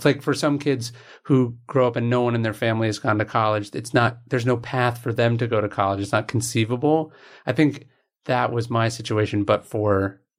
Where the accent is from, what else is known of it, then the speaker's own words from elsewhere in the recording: Sacramento, California, United States; Yeah, I grew up in right outside Sacramento.